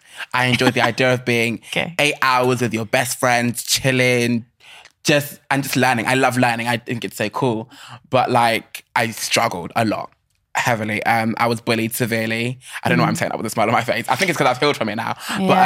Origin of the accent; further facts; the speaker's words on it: Germany; born there; I'm a first generation Nigerian. Like I was born in Germany. Long story. But I was born in Germany.